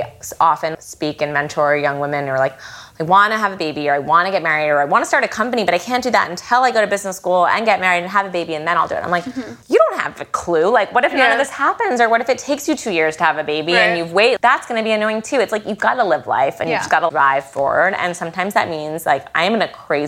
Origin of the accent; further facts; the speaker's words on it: New York, United States; I grew up in New York. I still live here.